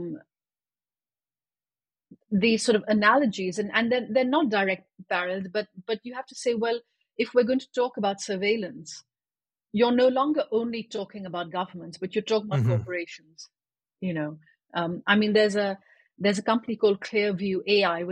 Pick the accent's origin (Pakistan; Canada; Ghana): Pakistan; I was growing up in Pakistan